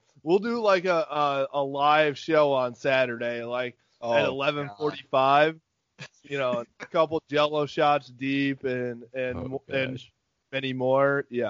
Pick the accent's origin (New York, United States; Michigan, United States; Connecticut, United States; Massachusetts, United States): Michigan, United States; Grand Rapids; I'm from Grand Rapids.